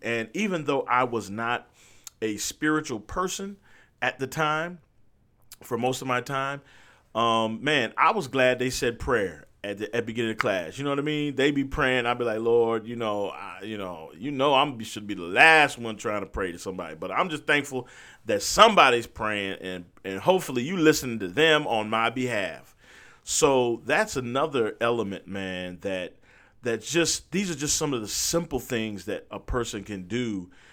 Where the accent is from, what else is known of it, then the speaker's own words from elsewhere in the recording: Berrien Springs, Michigan, United States; moved away; also born or lived in Huntsville, Alabama; I went to a school called Andrews University, which was located in my hometown.